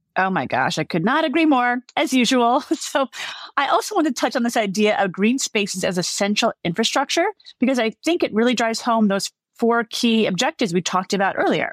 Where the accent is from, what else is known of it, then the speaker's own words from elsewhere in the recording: New York City, New York, United States; I grew up in the Bronx